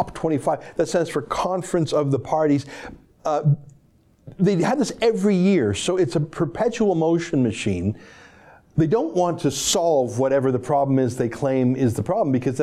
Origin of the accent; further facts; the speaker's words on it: the West, Western Canada, Canada; now in Toronto, Canada; I was born in the West, and in many ways, my heart remains there